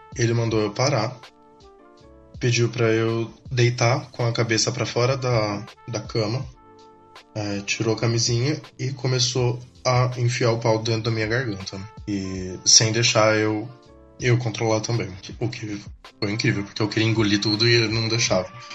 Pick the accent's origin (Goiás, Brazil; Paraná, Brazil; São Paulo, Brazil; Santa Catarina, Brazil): São Paulo, Brazil; eu sou de São Paulo